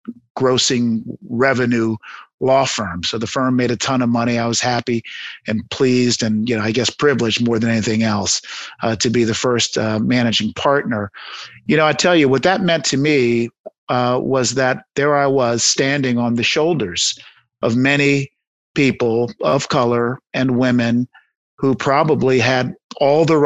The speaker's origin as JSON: {"language": "English", "town": "Washington", "region": "District of Columbia", "country": "United States", "tie": "born or raised there", "also_born_or_lived": "Haiti", "said": "District of Columbia, my hometown"}